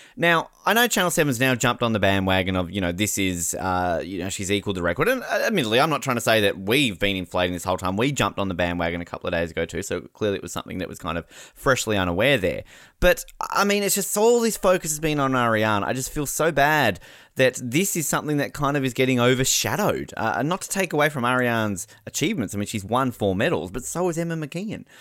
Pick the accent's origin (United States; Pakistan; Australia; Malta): Australia; we're Australian.